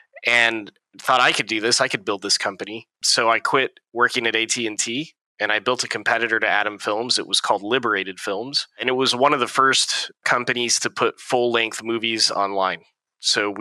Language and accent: English; Niles, Michigan, United States; moved away as an adult; also born or lived in San Francisco Bay Area; So I grew up in Michigan, small town in Michigan called Niles.